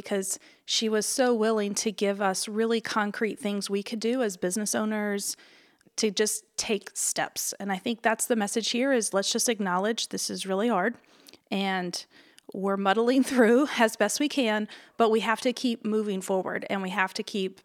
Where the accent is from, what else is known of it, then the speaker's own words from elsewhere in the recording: the South, United States; I grew up in the South